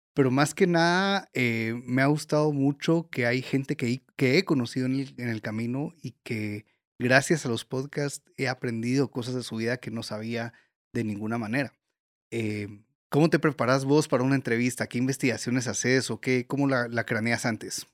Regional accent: Guatemala; todos los cocineros de Guatemala

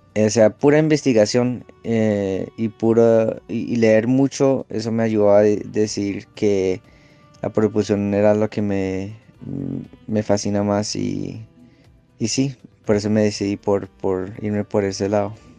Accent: Los Angeles, California, United States; moved away as an adult; also born or lived in Texas; yo me crié en Los Ángeles

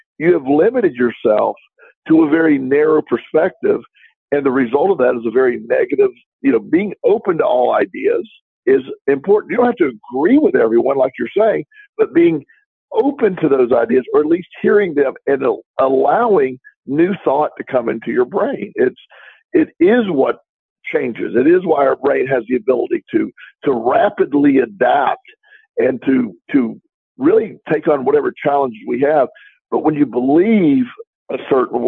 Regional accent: Florida, United States; growing up in Florida

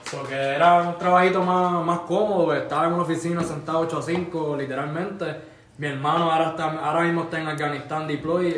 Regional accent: San Lorenzo, Puerto Rico; moved away as an adult; now in Alaska, United States; yo soy de San Lorenzo

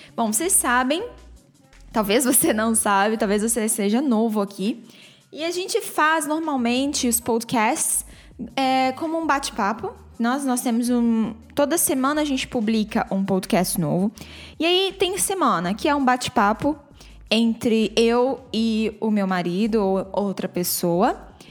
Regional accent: Brazil; accent: Brazilian; eu tenho um sotaque brasileiro que está preso à minha, à, à minha fala em inglês

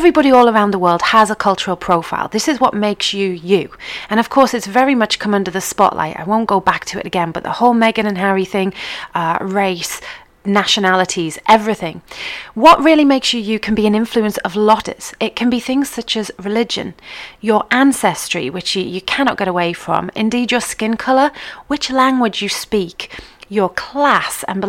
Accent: England, United Kingdom; I was born in England to an English mother and a Scottish father

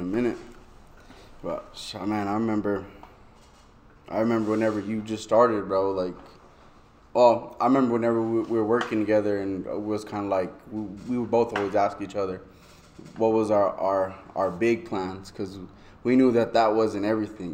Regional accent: Albuquerque, New Mexico, United States; born or raised there

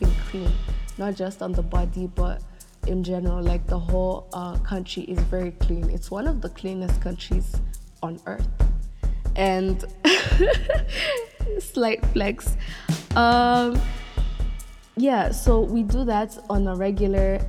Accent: Kigali, Rwanda; I am from Rwanda, Kigali, Rwanda, and it is a country in East Africa

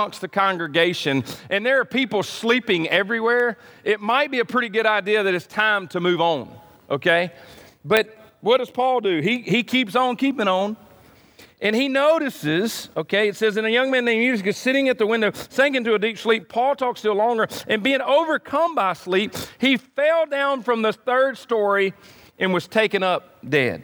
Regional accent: United States; I'm an American

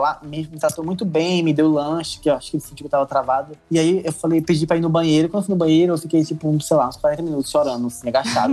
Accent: Brazil; graças a Deus sou brasileiro.

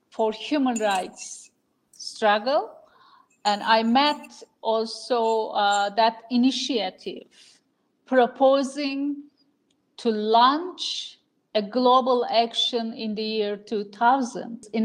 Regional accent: Ankara, Turkey; born there; I was born here in Ankara in 1968.

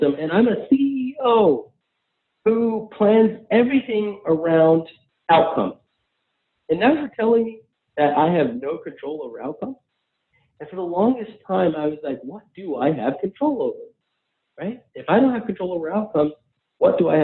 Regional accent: United States; I'm an American Muslim first generation guy

